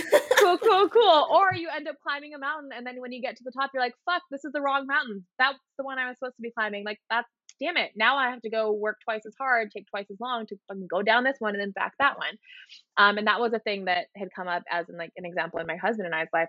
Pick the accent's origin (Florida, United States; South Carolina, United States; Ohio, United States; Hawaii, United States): Hawaii, United States; moved away as an adult; now in Seattle, United States; I was born and raised in Hawaii